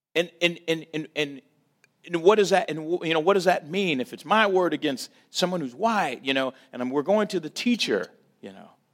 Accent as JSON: {"language": "English", "town": "St. Louis", "region": "Missouri", "country": "United States", "tie": "born or raised there", "said": "born and raised in Saint Louis"}